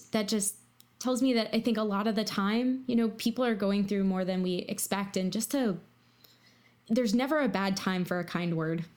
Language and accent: English; Virginia, United States; I'm from Virginia